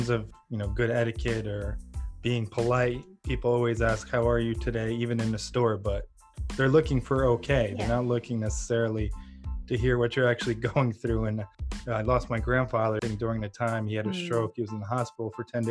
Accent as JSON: {"language": "English", "country": "Ukraine", "moved": "yes", "said": "I'm originally from Ukraine"}